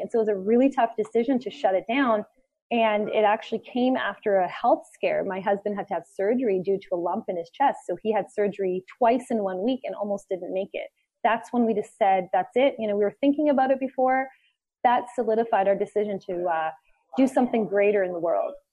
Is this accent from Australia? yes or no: no; Canada; also born or lived in Costa Rica; we are Canadian